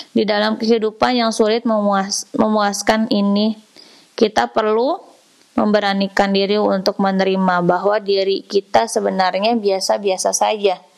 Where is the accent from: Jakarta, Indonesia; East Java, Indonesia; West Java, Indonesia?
West Java, Indonesia; Tasikmalaya; saat aku pulang ke desaku di sudut Tasikmalaya, aku melihat hidup orang-orang biasa yang bertani dan berkebun tetap berjalan seperti normalnya.